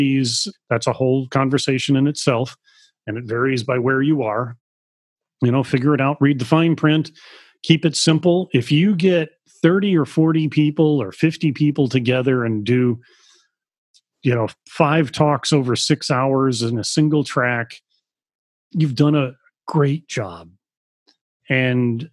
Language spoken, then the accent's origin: English; United States; even as an American